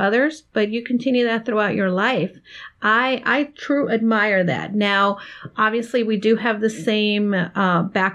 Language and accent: English; Miami, Florida, United States; Dawn, you and I grew up in Miami